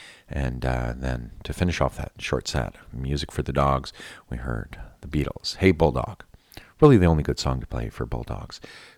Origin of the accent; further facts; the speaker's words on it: New Hampshire, United States; accent: New Hampshire; I sound like I'm from New Hampshire. My New Hampshire accent came out there.